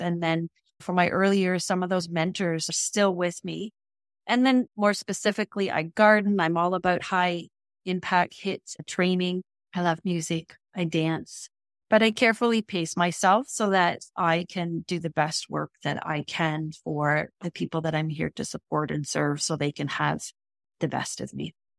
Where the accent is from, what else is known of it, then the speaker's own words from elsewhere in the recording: Canada; here in Canada, we are English and French speaking.